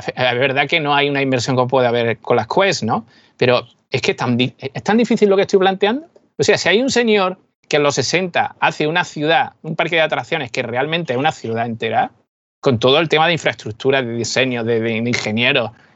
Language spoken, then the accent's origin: Spanish; Málaga area, Andalusia, Spain; mi tierra, de, la zona de Málaga, por aquí